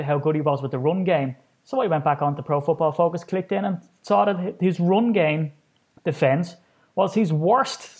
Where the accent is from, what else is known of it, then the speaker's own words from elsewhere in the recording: Ireland; I'm an Irishman, and here I am sitting to an Englishman in Cincinnati